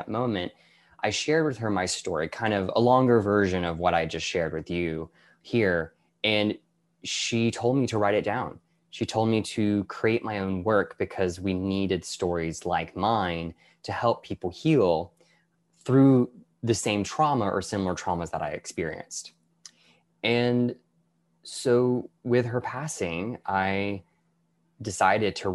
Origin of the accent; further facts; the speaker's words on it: Deep South, United States; Growing up in the Deep South as a gay man